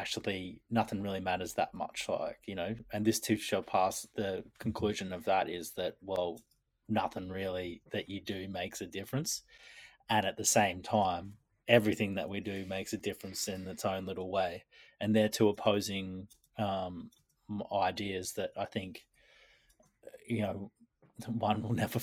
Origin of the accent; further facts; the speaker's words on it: Queensland, Australia; I was born in Queensland